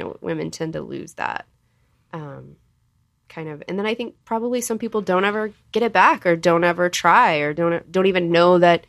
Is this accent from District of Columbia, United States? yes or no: no; Texas, United States; I'm from Texas, which isn't technically the South